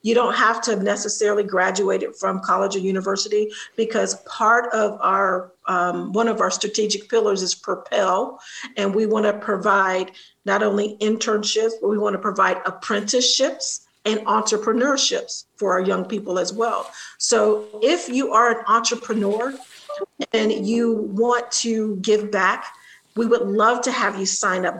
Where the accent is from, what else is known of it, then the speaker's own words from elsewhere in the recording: Columbus, Ohio, United States; my hometown, Columbus, Ohio